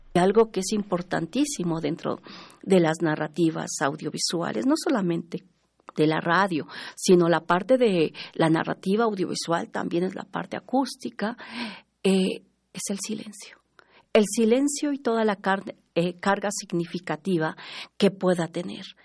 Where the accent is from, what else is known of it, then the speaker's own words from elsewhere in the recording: Mexico; nos descubrimos como mexicanos